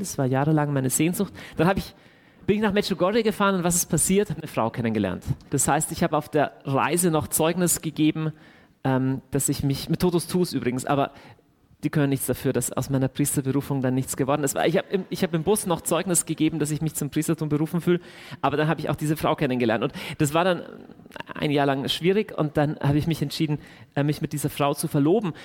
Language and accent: German; Deggendorf, Bavaria, Germany; moved away as an adult; now in Augsburg, Germany; bei uns zu Hause in Deckendorf